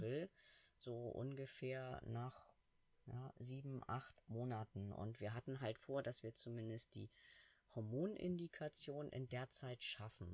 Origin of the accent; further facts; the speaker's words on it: Hamburg, Germany; ich als Hamburger